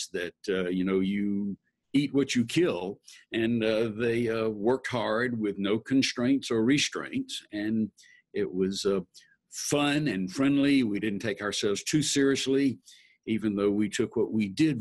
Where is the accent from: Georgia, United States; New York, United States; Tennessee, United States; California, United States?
Georgia, United States; Atlanta; I was born and raised in Atlanta